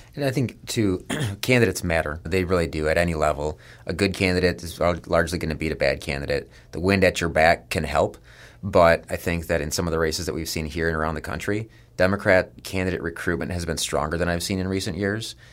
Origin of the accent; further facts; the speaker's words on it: Dallas, Texas, United States; moved away; I grew up in West Dallas and around a lot of blue-collar guys.